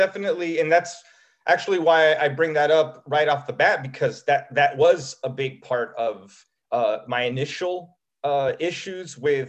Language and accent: English; United States; Mexican, definitely had a big impact on my upbringing. And despite the fact that I was born in the States